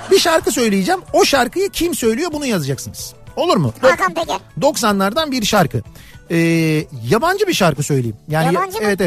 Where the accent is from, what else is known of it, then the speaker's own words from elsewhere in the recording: Istanbul, Turkey; Ee, İstanbulluyum. Annem babam 1953'te Arnavutluk'tan İstanbul'a gelmişler.